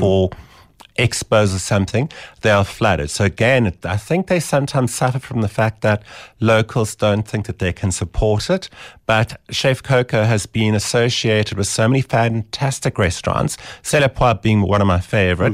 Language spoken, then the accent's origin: English; Eastern Cape, South Africa; now in Johannesburg, South Africa; I was from the Eastern Cape